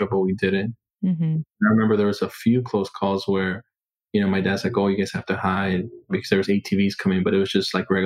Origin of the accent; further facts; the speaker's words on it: Chicago, Illinois, United States; also born or lived in Mexico City, Mexico; I was born in Mexico City, Mexico. We were just super poor. My dad always said, hey, this is what poverty is, and we're a few levels below it. So we made the journey to Chicago in 1989. So I was about 5 years old, and we came to Chicago